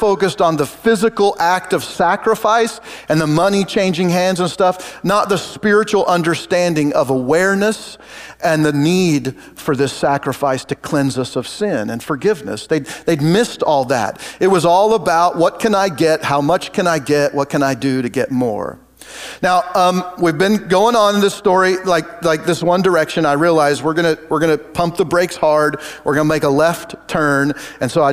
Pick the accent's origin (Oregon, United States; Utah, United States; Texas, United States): Oregon, United States; moved away as an adult; now in Kansas, United States; We grew up in Oregon